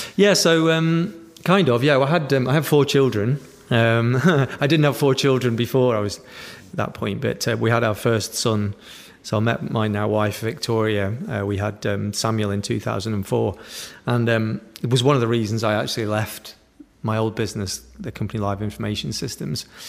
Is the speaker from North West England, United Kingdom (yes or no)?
no; Stoke-on-Trent, West Midlands, United Kingdom; growing up in Stoke-on-Trent